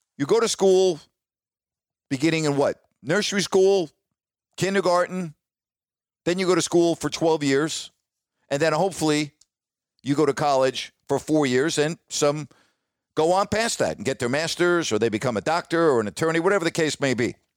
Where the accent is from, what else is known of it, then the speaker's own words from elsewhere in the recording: Long Island, outside New York City, United States; moved away as an adult; also born or lived in Decatur, Illinois / Sacramento, California; growing up outside of New York City on Long Island